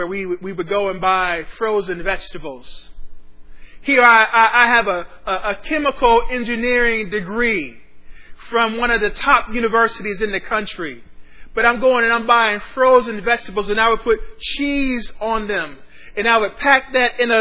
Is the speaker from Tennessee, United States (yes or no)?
no; Ohio, United States; now in Austin, United States; my home state of Ohio